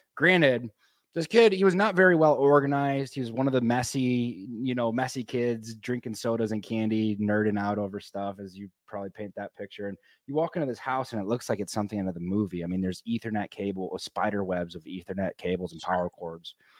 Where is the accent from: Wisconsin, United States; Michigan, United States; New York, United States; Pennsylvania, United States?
Michigan, United States; moved away as an adult; also born or lived in Colorado; I grew up in the Midwest, you know, uh, in Michigan